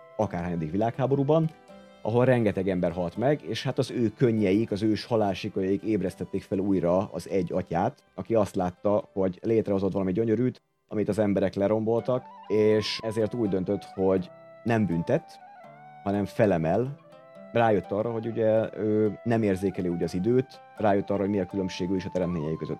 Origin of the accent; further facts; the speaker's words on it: Hungary; itt nőttem fel, a 80-as években nőttem fel